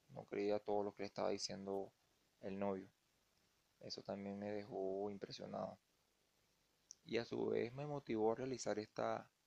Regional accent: Venezuela; que ya saben mi situación, que soy venezolano, no pude optar por las regalías.

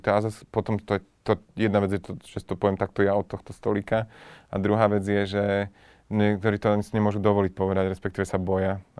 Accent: Žilina Region, Slovakia; now in Bratislava, Slovakia; sa mi lepšie funguje tu, ale odstupom času už by sa mi nefungovalo zlá ani na Orave. Vtedy áno, keď som odchádzal tu

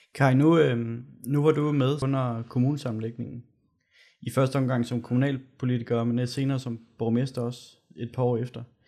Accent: Gørlev, Zealand, Denmark; nu er jeg jo fra Gørlev

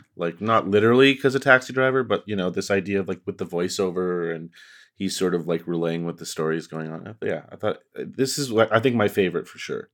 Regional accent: Canada; I'm just Canadian

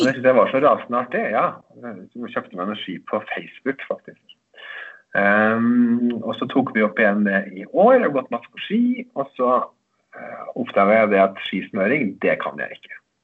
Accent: Eidskog, Innlandet, Norway; var sånn blomstringsdager i Eidskog, der jeg kommer fra

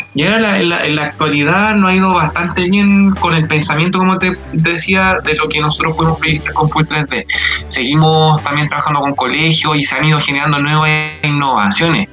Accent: Santiago, Santiago Metropolitan Region, Chile; del lugar donde vivo yo, que es la comuna de Lo Prado

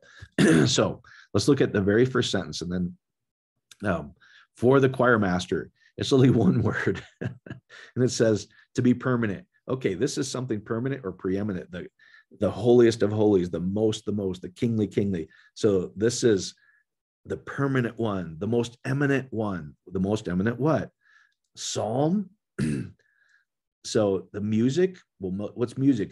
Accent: Iowa, United States; now in Colorado, United States; we used to say growing up in Iowa

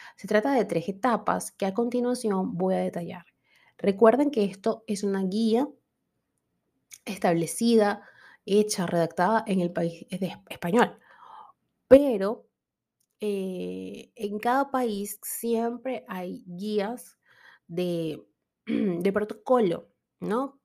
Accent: Venezuela

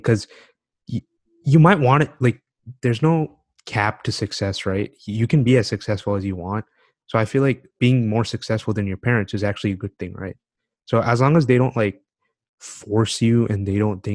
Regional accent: United States; I'm living in America. I'm growing up in America

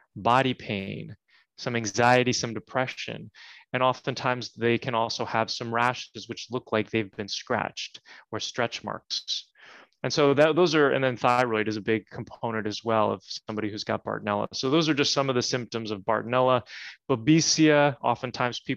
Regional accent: New Jersey, United States; I grew up in New Jersey.

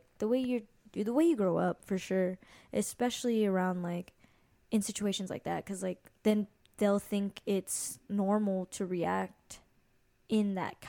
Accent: Hawaii, United States; by the way, I'm 22 years old. Brad is 24. We're both from Hawaii, and we're vibing

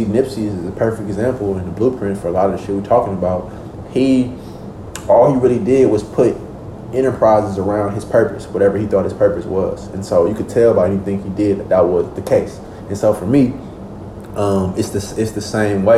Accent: Oakland, California, United States; I come from Oakland, California. I come from an environment where it's very dangerous, where it's very cutthroat

